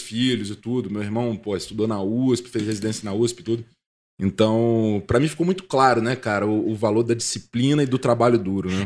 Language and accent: Portuguese; Guarapari, Espírito Santo, Brazil; moved away as an adult; also born or lived in Vitória; now in São Paulo, Brazil; eu nasci em Guarapari, fui criado lá